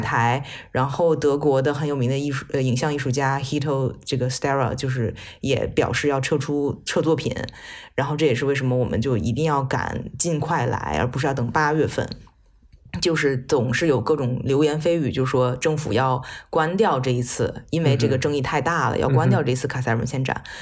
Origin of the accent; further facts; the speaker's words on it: China; 作为一个中国人